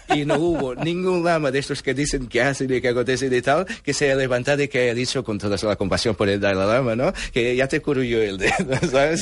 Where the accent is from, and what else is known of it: Portugal; born or raised there; Spanish is a second language; also born or lived in Angola; now in Barcelona, Spain